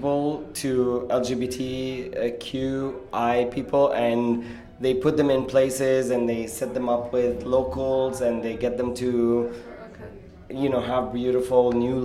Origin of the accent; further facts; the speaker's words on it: Lebanon; now in San Francisco, United States; I'm from Lebanon, and I live in San Francisco